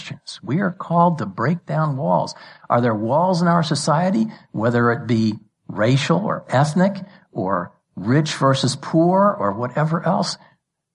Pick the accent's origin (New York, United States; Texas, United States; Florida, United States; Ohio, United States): New York, United States; New York City; I was born and raised in New York City metro area